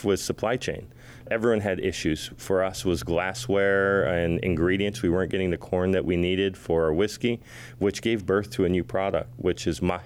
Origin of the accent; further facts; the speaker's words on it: Texas, United States; moved away as an adult; also born or lived in Waimanalo, Hawaii; now in Hawaii, United States; We moved to Texas. Hawaii, of course, is expensive for a single parent. So we moved to Texas. I grew up down there